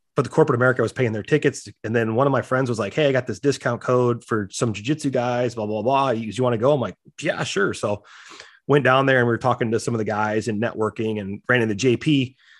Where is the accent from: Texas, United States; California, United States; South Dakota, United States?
South Dakota, United States; I grew up in South Dakota